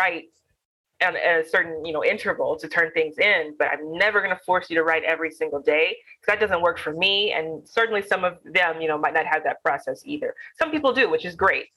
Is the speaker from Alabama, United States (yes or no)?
yes; Alabama, United States; I am Black. I am from Alabama